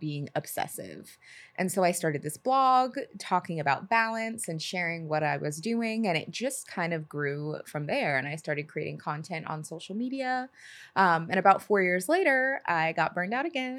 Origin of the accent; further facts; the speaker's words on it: Seattle, Washington, United States; moved away as an adult; also born or lived in Los Angeles; now in New York, United States; growing up in Seattle